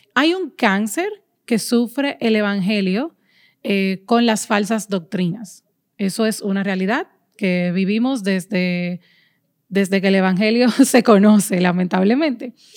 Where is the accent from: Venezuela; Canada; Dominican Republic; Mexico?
Dominican Republic; aquí en mi país, República Dominicana